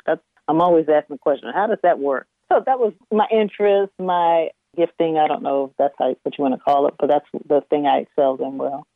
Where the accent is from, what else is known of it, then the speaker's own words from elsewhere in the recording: Washington, District of Columbia, United States; also born or lived in Richmond, Virginia / Maryland; now in Reedville, United States; when I was about four or five, we relocated to the Washington metropolitan area, and that's where I grew up. I, I went to school, public schools in Washington D.C.